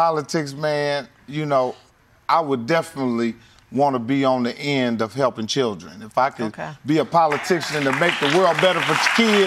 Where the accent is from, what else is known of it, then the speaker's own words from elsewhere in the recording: Indianapolis, Indiana, United States; moved away; my hometown, Indianapolis, Indiana